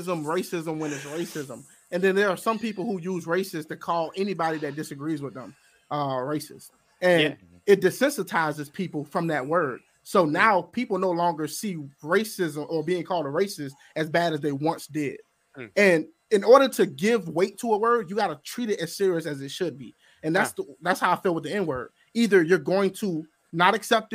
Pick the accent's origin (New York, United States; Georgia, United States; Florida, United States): Georgia, United States; I'm actually from Georgia